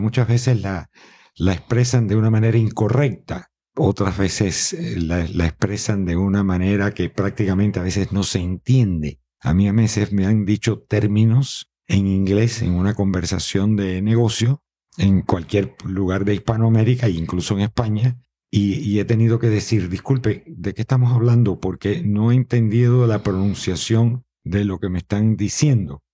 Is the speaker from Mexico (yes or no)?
no; Matanzas, Cuba; accent: Cuban; now in Miami, United States; mi ciudad, que es San Carlos de Matanzas, que creo que este acento prevalece